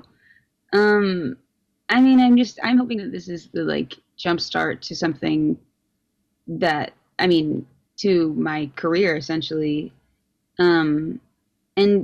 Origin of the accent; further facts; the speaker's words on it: Carmel, Indiana, United States; I guess I'm from Indiana. I'm from Carmel